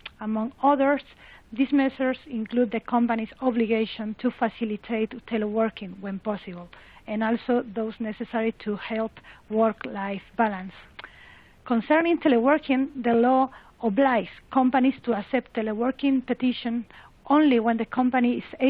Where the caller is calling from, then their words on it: Madrid, Community of Madrid, Spain; English is a second language; I'm speaking from Madrid, and I am very thankful for having the opportunity to participate.